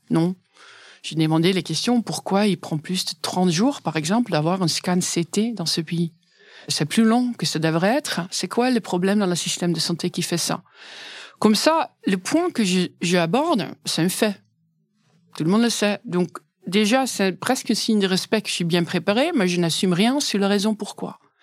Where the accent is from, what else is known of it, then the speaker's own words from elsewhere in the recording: Netherlands; French is a second language; moved away as an adult; now in France; je suis néerlandaise